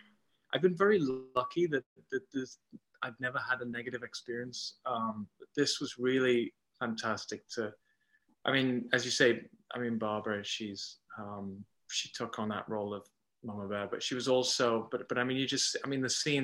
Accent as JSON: {"language": "English", "region": "England", "country": "United Kingdom", "tie": "born or raised there", "accent": "English", "moved": "yes", "lives_now": "Canada", "said": "people see the English as being the accent that I'm putting on, but this is my normal accent."}